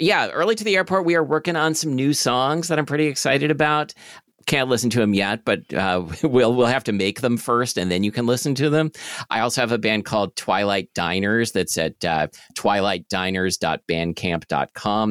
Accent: Portland, Oregon, United States; That's what I grew up with on Southwest forty-sixth Street in Portland

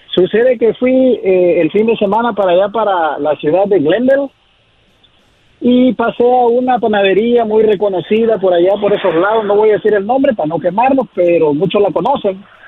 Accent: Acapulco, Guerrero, Mexico; now in Santa Maria, United States; de la costa chica de Guerrero, de Acapulco, Guerrero

